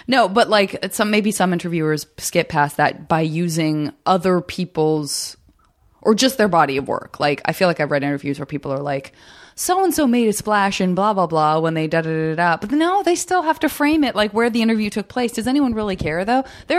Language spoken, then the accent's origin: English; Arizona, United States; also born or lived in San Francisco; And I'm from Arizona. So yeah, I would read the Arizona issue.